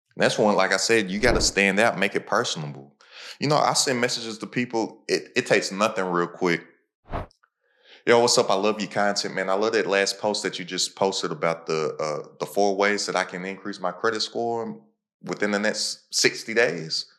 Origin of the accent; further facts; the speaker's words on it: Kentucky, United States; I'm from Kentucky.